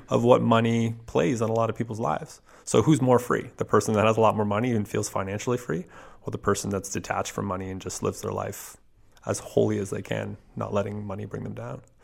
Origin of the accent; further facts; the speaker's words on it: Canada; as a Canadian